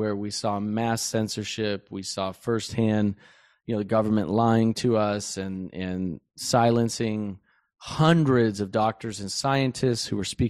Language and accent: English; United States; I grew up in the United States. I've been here my whole life. I visited a few other countries, but, you know, I mostly know the United States.